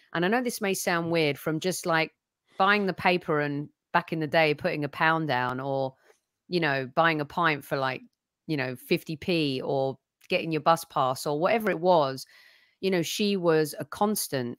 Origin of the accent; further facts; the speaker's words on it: England, United Kingdom; now in California, United States; all three of us grew up, born and bred in England